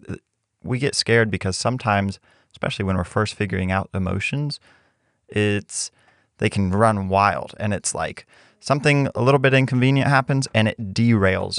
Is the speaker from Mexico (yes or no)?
yes; Mexico; growing up in Mexico